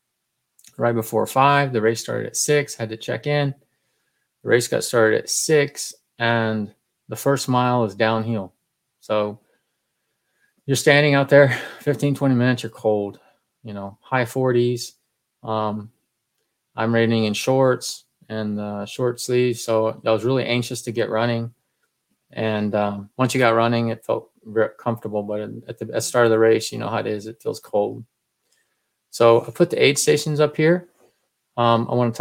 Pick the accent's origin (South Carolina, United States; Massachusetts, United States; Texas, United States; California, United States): Texas, United States; I'm from Texas